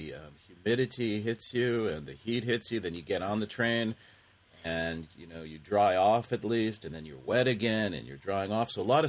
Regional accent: United States; moved away as an adult; now in Japan; I think that's something we were raised with in America, our generation

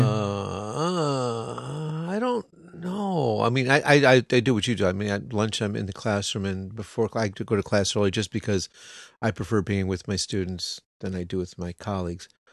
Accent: United States; now in Japan; we're American

